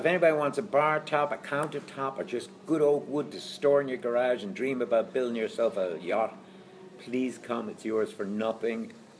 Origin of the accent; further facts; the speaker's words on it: Galway, Connacht, Ireland; No, I'm from Galway.